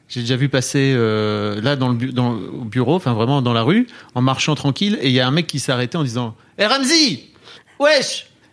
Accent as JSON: {"language": "French", "region": "Hauts-de-France", "country": "France", "tie": "born or raised there", "moved": "yes", "said": "moi, je viens de Neuvillan-Ferrand, dans le nord"}